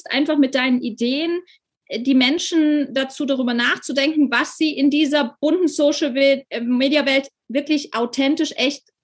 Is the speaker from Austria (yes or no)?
no; Germany; Das hört sich aber, man hört immer noch, dass ich äh, tatsächlich Deutsche bin.